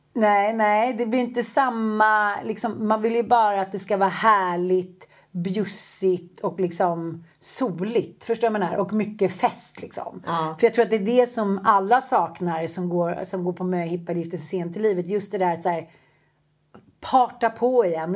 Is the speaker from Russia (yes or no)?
no; Sweden; vi svenskar